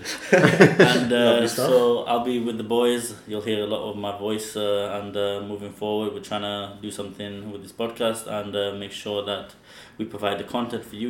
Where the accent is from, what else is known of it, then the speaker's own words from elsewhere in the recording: near Sheffield, Yorkshire and the Humber, United Kingdom; I'm from up north. Near Sheffield